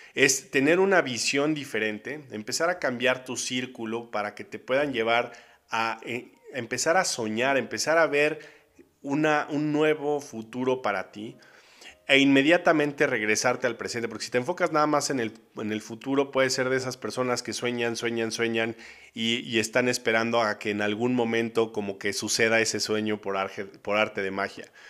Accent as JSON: {"language": "Spanish", "country": "Mexico", "tie": "born or raised there", "said": "yo soy mexicano por alguna razón, aquí me tocó nacer"}